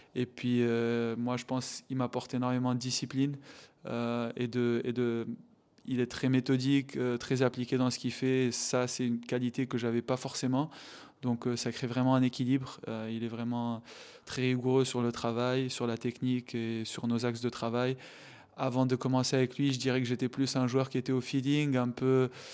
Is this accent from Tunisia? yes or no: yes; Tunisia; Je suis tunisien